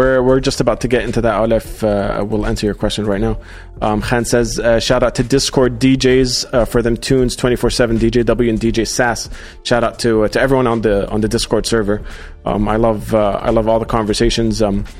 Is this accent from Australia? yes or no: yes; Australia; also born or lived in Qatar / Jordan / Egypt; Like, I grew up in Australia, moved to Qatar. I stayed in Jordan. I was in Egypt for a while, then moved here